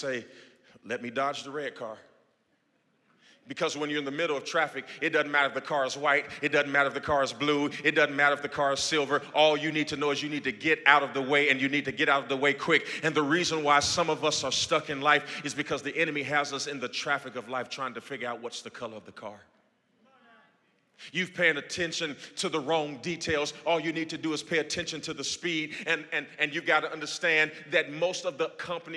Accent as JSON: {"language": "English", "town": "Gary", "region": "Indiana", "country": "United States", "tie": "born or raised there", "moved": "yes", "lives_now": "Houston, United States", "said": "my hometown right now in Gary, Indiana"}